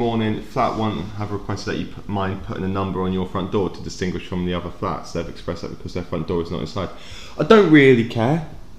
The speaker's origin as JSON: {"language": "English", "town": "Carlisle", "region": "North West England", "country": "United Kingdom", "tie": "born or raised there", "moved": "yes", "said": "I was born in Carlisle."}